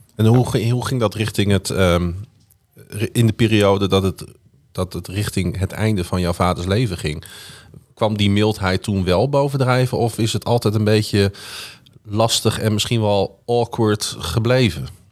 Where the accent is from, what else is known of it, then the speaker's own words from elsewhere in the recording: Groningen, Netherlands; Ik zeg, kom uit Groningen